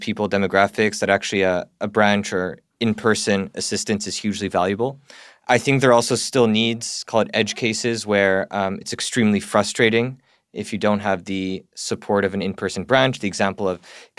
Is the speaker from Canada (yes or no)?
yes; Canada; moved away as an adult; now in United Kingdom; I'm Canadian. I've never lived in America.